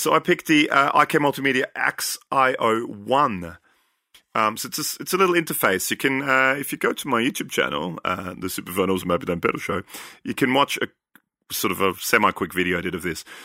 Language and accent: English; Austria; I'm from Austria